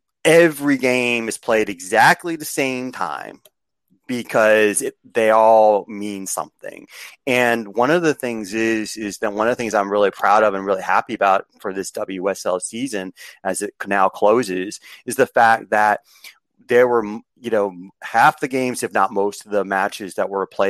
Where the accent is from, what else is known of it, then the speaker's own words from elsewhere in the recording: United States; I'm from the United States